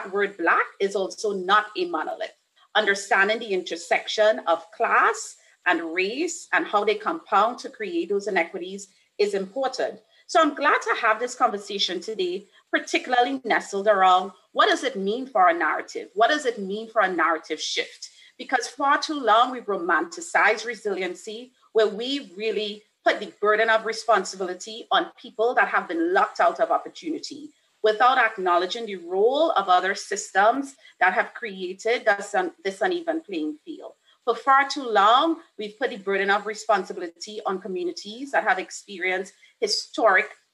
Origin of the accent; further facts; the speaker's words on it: Trinidad & Tobago; now in Atlanta, United States; I'm originally from Trinidad and Tobago, but have spent almost half of my life in the city of Atlanta.